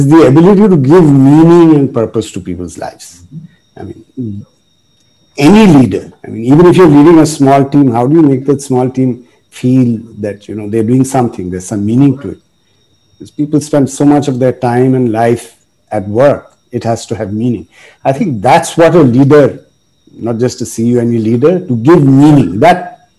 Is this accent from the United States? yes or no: no; Kolkata, West Bengal, India; I was born in Kolkata, and all of my education was in the missionary schools